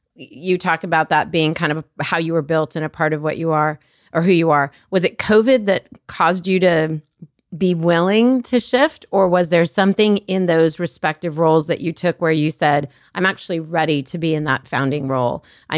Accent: Colorado, United States; I'm from Colorado too. How have we not made this connection? Colorado, like by way of Egypt, but that's a whole other conversation.

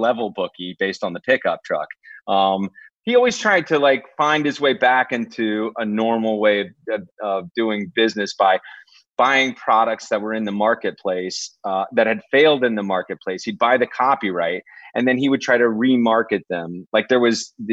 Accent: Dallas, Texas, United States; this was in Dallas

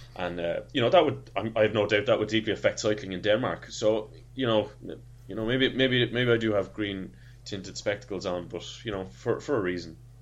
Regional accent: Ireland; as an Irishman

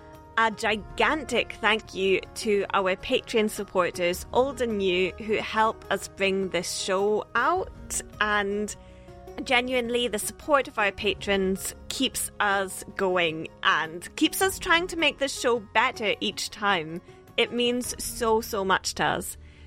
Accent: the Highlands, Scotland, United Kingdom; Growing up in the Highlands

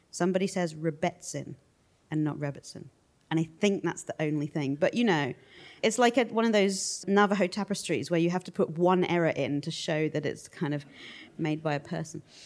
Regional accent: United Kingdom; we're British

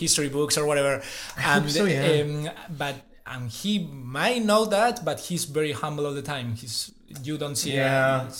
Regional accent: Gijón, Asturias, Spain; English is a second language; I'm from Gijón, which is a town in the, well, a small city in the north coast of Spain, in the Atlantic.

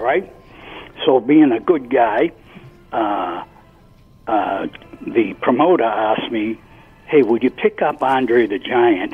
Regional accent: Boston, Massachusetts, United States; born and raised in Dorchester, Massachusetts

